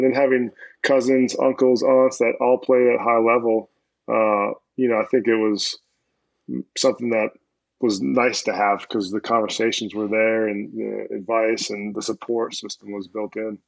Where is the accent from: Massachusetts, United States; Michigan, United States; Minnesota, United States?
Minnesota, United States; I grew up in Minnesota, early '90s